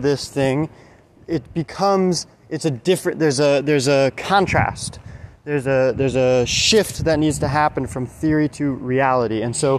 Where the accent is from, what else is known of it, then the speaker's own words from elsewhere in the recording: Alabama, United States; born there; So I was born in Alabama, and we moved all over the place. And I've lived in like 10, 12, 14 different states, something like that.